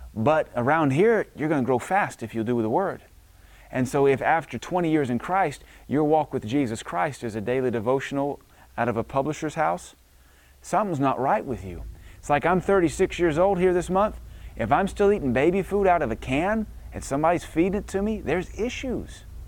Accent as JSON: {"language": "English", "region": "the South", "country": "United States", "tie": "born or raised there", "said": "I was brought up in the South"}